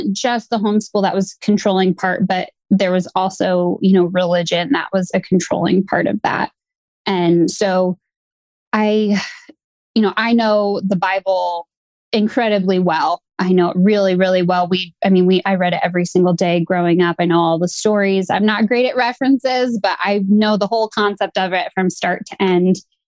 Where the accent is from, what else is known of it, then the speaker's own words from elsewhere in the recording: Midwest, United States; I grew up in the Midwest